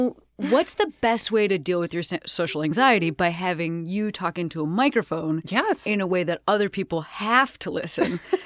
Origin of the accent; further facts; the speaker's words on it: Western Springs, Illinois, United States; I'm from Western Springs, which right near.